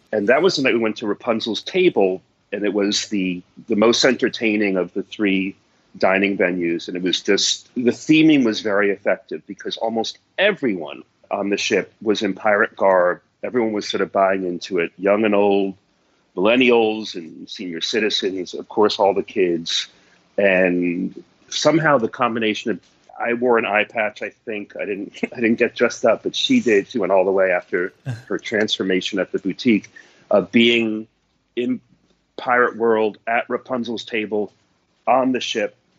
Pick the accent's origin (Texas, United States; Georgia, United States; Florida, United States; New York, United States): New York, United States; New York City; I'm a New Yorker